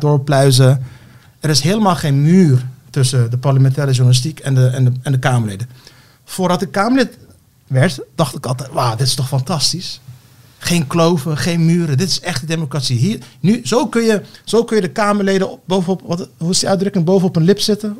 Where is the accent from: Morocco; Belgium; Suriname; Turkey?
Turkey; now in Netherlands; Ik ben geboren in Turkije.